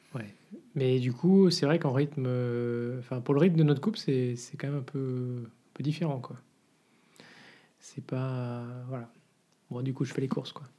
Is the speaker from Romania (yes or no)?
no; France; now in Brussels, Belgium; on est français en fait à la base